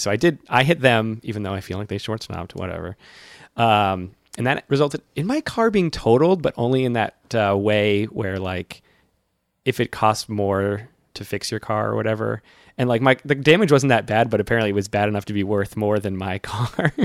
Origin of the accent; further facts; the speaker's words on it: central Massachusetts, United States; I'm from central Massachusetts